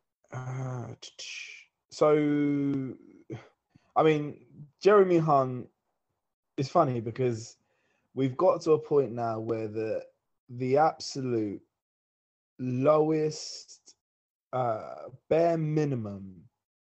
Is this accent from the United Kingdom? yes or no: yes; England, United Kingdom; as English people in Britain